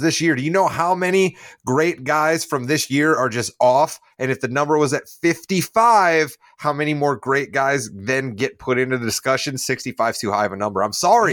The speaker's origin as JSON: {"language": "English", "country": "United States", "said": "I'm American. I am not from Canada or somewhere else"}